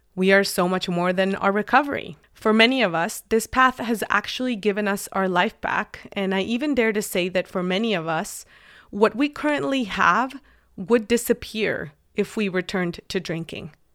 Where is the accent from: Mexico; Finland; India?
Mexico; English is a second language; moved away; I went to a full immersion English school in Mexico. All of my classes were taught in English since I was in kindergarten